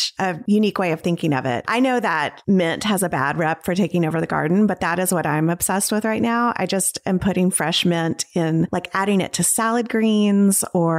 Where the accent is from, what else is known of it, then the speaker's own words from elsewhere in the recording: the South, United States; also born or lived in Knoxville, Tennessee; I'm from the South